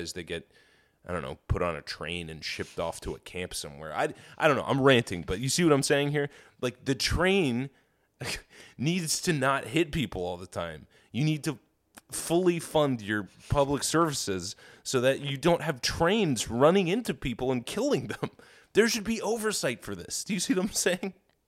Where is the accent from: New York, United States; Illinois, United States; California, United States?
New York, United States; Dude, I grew up in New York in the 50s.